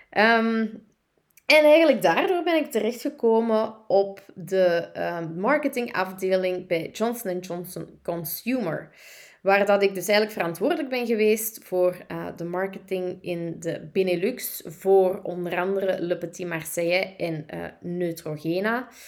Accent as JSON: {"language": "Dutch", "town": "Turnhout", "region": "Antwerp", "country": "Belgium", "tie": "born or raised there", "accent": "Kempen", "lives_now": "Deurne, Belgium", "said": "Eh, ik ben oorspronkelijk van de Kempen. Ik ben eh, geboren en getogen in Turnhout, maar ik ben ondertussen wel afgezakt naar Antwerpen, naar Deurne om precies te zijn."}